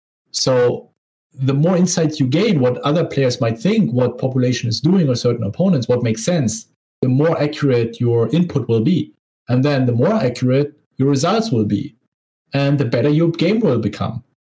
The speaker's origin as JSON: {"language": "English", "country": "Lithuania", "second_language": "English", "said": "I am 27 years old. I'm from Lithuania."}